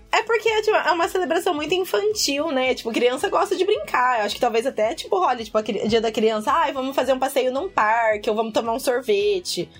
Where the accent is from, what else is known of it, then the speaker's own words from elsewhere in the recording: Brazil; now in Ireland; eu sou do interior